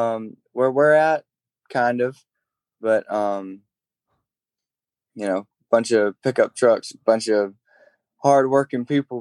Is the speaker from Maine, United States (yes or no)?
no; Alabama, United States; born or raised there